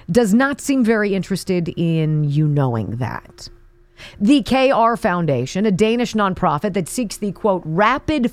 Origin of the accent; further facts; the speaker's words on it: Pennsylvania, United States; I was working for the local ABC affiliate in my hometown here in the land before time, Pennsylvania